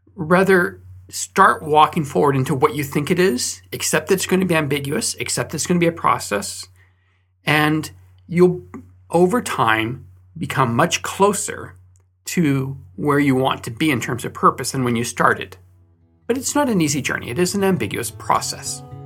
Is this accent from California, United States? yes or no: yes; Fresno, California, United States; moved away; So I grew up in Fresno, California, and there, during winter, they have a lot of fog.